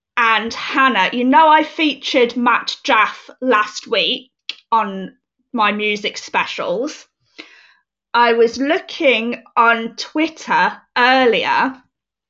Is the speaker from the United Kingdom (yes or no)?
yes; United Kingdom; I am British. I am very much British